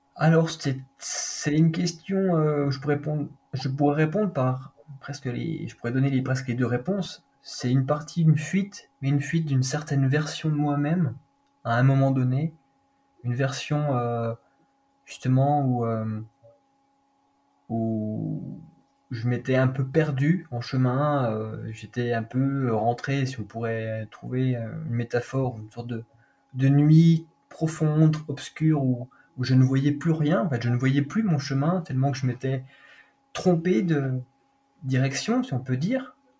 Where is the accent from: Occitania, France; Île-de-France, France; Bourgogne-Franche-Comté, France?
Bourgogne-Franche-Comté, France; Doubs; also born or lived in Vosges; je suis né dans le Doubs, pas très loin